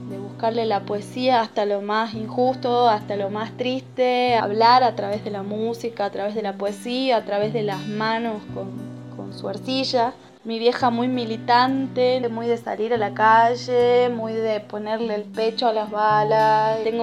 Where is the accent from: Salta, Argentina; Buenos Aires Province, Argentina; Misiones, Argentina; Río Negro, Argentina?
Salta, Argentina; also born or lived in San Antonio de los Cobres; Nací en Salta Capital. Me crié con una familia bastante abierta para su